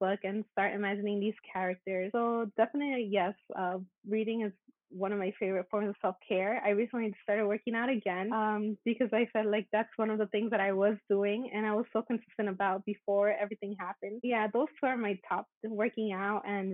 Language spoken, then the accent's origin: English; United States; I'm Mexican American